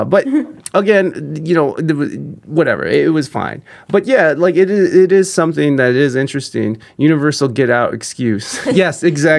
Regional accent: Midwest, United States; I'm from the Midwest

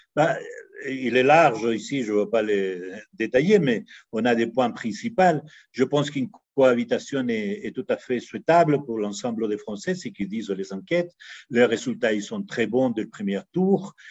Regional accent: Chile; now in Mexico; je suis né en Amérique latine, au Chili, exactement. J'appartiens à ces générations qui, qui était tout petit pendant les coups d'État euh, militaires de, Pinochet

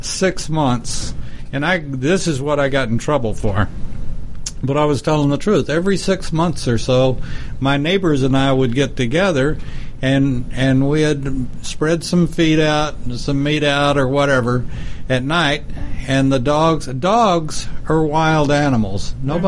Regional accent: Lubbock, Texas, United States; I lived on a paved road, and we'd see people from my hometown, Lubbock

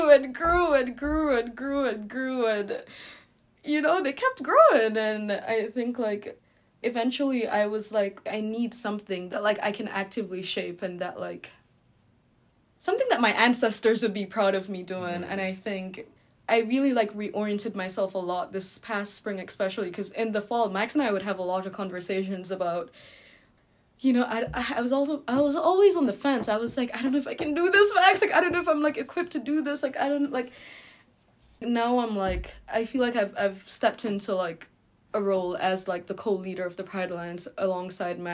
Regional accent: Jamaica; now in New York, United States; I'm from Jamaica, and Jamaica has been a very, like, difficult place for me in terms of my queerness. I left because I'm queer, and I've been living in exile in New York since then

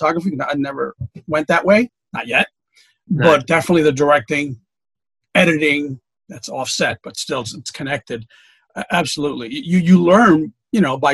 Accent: New York City, New York, United States; I grew up in New York City

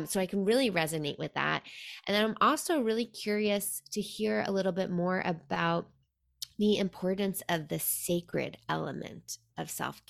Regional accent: New York City, New York, United States; now in Seattle, United States; I'm from New York City originally.

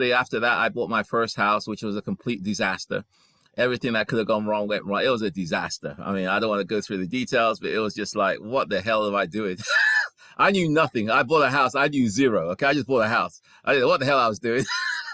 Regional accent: England, United Kingdom; moved away as an adult; also born or lived in Ghana / London; now in United States; I was born in Ghana. And when I was 5 years old, my parents moved to England. So I stayed in England until about 37 years ago when I came to the US

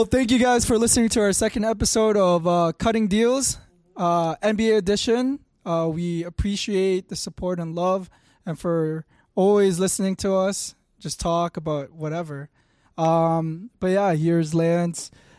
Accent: Philippines; Bro, we're Filipino too.

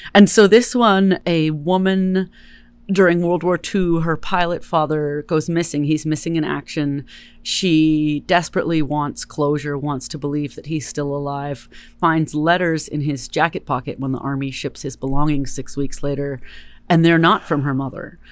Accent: Berkeley, California, United States; also born or lived in Richmond, California; I'm a California native, Bay Area native, born and raised in Berkeley

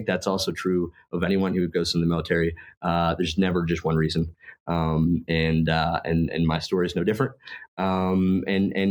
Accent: Maine, United States; moved away as an adult; also born or lived in Germany / California; I was working in Maine, where I'm from

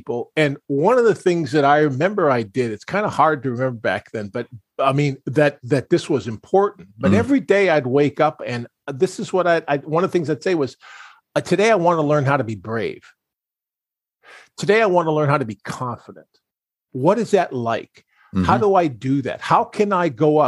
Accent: Pewaukee, Wisconsin, United States; moved away; where I was raised in Wisconsin

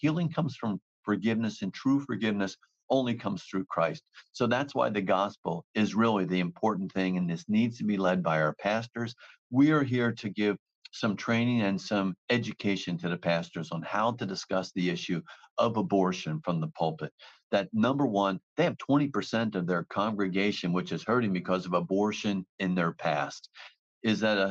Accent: New Jersey, United States; I'm from New Jersey

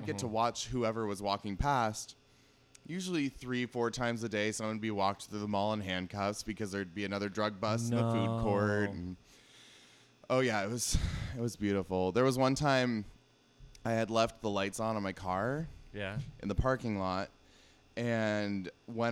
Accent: Lynnwood, Washington, United States; also born or lived in Missoula, Montana; I grew up in Linwood

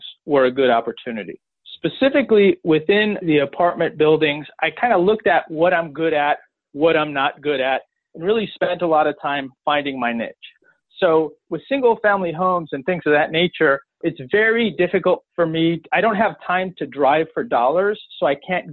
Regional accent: Chicago, Illinois, United States; also born or lived in central Pennsylvania; now in Pennsylvania, United States; I'm from Chicago, but now I'm based in central Pennsylvania

